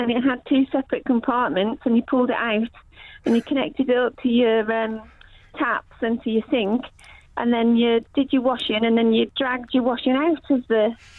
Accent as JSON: {"language": "English", "town": "Telford", "region": "West Midlands", "country": "United Kingdom", "tie": "born or raised there", "said": "Well, I grew up in Telford"}